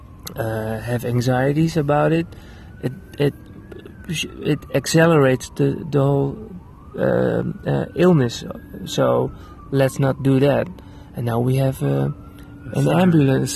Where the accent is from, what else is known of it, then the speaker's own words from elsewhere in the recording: Netherlands; I'm a filmmaker from the Netherlands